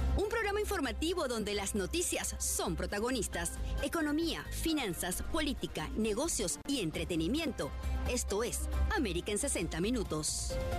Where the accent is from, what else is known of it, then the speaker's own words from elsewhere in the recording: Venezuela; nosotros los venezolanos